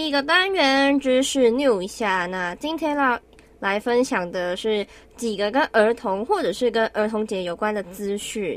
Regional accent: Yilan County, Taiwan; 我是宜兰人

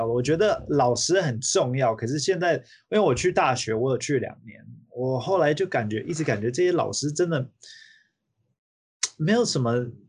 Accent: Taiwan; now in United States; 然后我觉得小时候长大在另外一个国家对我的帮助很好的原因，是因为可以多接触这个这个国家，这不同的国家不不同的文化，所以我回来到美国的时候呢。

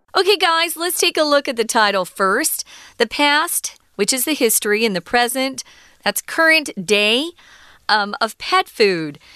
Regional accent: United States; growing up in America

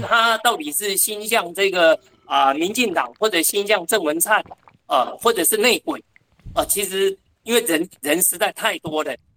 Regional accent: Taoyuan, Taiwan; 我们桃园人

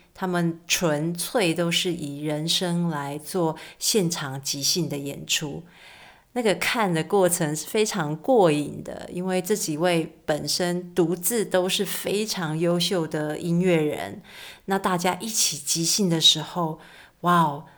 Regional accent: Keelung, Taiwan; moved away as an adult; also born or lived in Hsinchu; 我出生在基隆，所以对于海，海港非常地熟悉。从小呢，看见海好像是一件稀松平常的事情，一直到长大到外地念书了

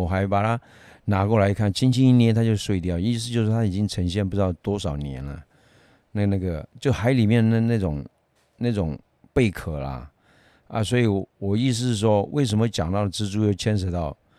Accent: Yunnan, China; accent: Yunnan dialect; 我们云南话俗称口袋虫啊

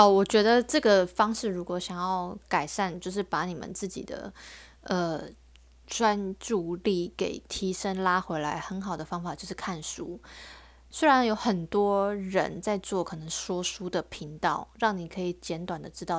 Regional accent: Taiwan

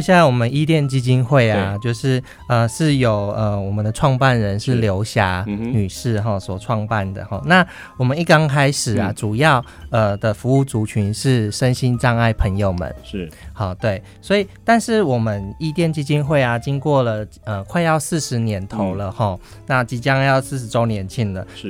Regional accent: Hsinchu, Taiwan; 我是从从小在新竹长大，

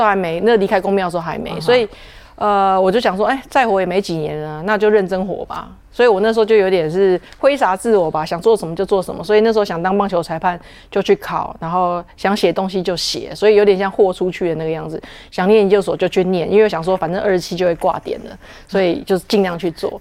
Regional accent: Taiwan; 我们台湾

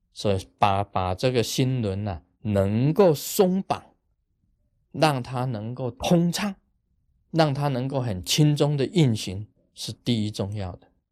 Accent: Taiwan; 我们台湾人

